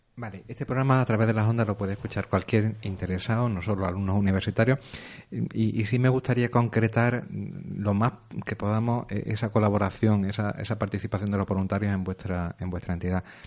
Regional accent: Córdoba, Andalusia, Spain; now in Almería, Spain; no soy de Almería, vengo de una provincia del interior, Córdoba

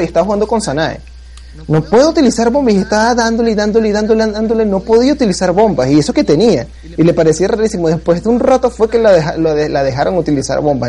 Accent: Venezuela; soy de Venezuela

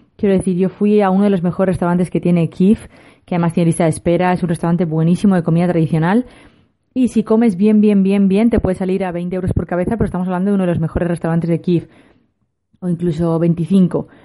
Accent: Spain; los españoles

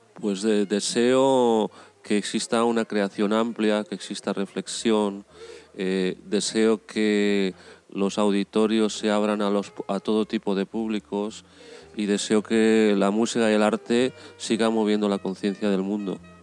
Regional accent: Valencia, Valencian Community, Spain; Nací eh, en Valencia

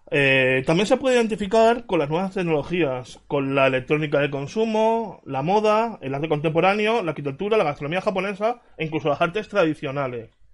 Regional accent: Valencia, Valencian Community, Spain; en mi ciudad, Valencia

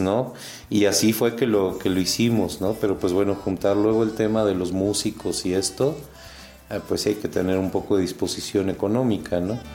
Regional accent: Uruguay; now in Guanajuato, Mexico; en Uruguay, sí, que es de donde yo vengo

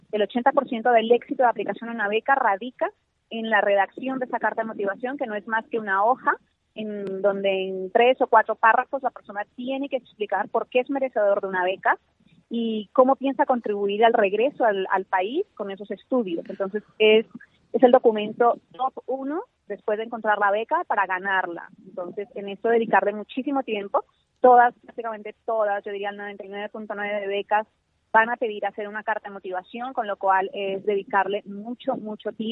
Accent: Colombia; yo soy colombiana, estudié eh, ciencias políticas.

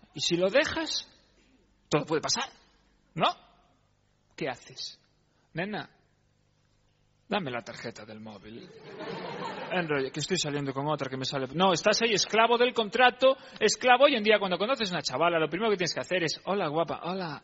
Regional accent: Galicia, Spain; como se hace en mi tierra

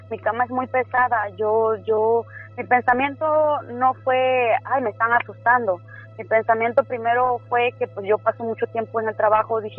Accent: Tres Valles, Veracruz, Mexico; also born or lived in Villahermosa; now in United States; Ah, pues soy nacida en Villahermosa, Tabasco, pero criada en Veracruz, en un pueblito que se llama Tres Valles.

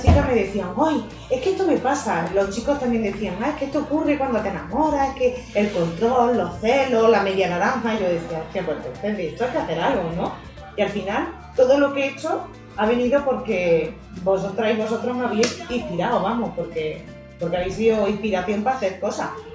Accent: Córdoba, Andalusia, Spain; siendo cordobesa

